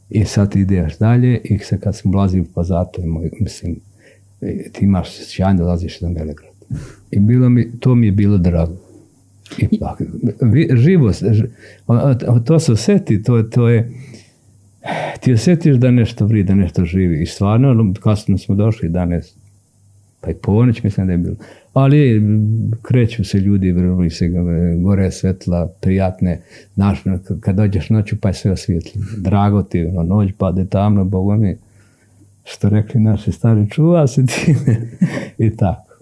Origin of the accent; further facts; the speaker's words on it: Jožanica, Šumadija and Western Serbia, Serbia; moved away as an adult; also born or lived in Novi Pazar; now in Sweden; Mi smo ipak iz, iz, iz Jožanice. Jeste, ja sam iz Jožanice.